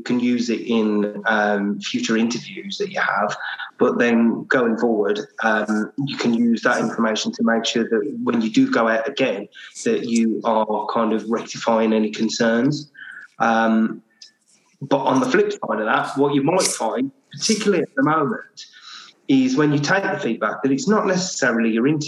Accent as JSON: {"language": "English", "town": "Birmingham", "region": "West Midlands", "country": "United Kingdom", "accent": "Birmingham", "said": "You probably tell by my beautiful accent that I am also based in Birmingham"}